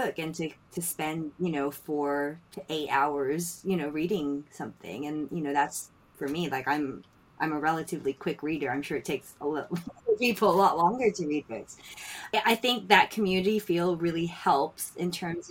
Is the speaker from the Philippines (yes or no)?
yes; Philippines; now in London, United Kingdom; I grew up in the Philippines